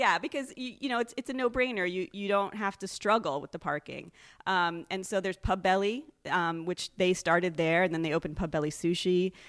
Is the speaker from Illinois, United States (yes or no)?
no; Massachusetts, United States; But I'm from Massachusetts, so.